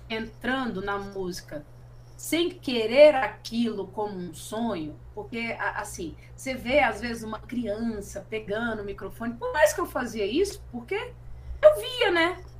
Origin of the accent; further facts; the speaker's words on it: Rondonópolis, Mato Grosso, Brazil; moved away; Eu, eu, eu me encontrei como artista depois que eu saí de Rondonópolis, por exemplo. Eu precisei sair de uma cidade para eu me enxergar como artista.